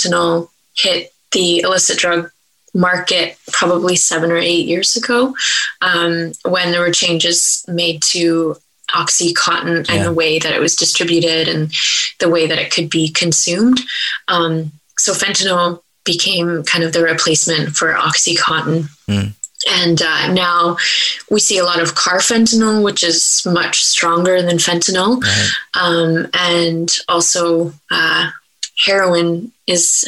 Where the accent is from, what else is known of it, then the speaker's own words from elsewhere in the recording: Blood Reserve, Alberta, Canada; many of us say we're from the Blood Reserve.